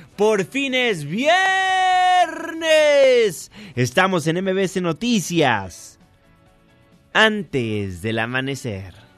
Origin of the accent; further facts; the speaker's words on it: Mexico; como mexicanos